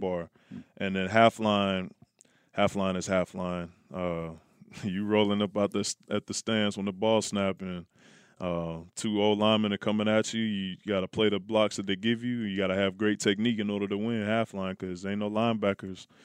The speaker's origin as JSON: {"language": "English", "town": "Oakland", "region": "California", "country": "United States", "tie": "born or raised there", "said": "I grew up in Oakland"}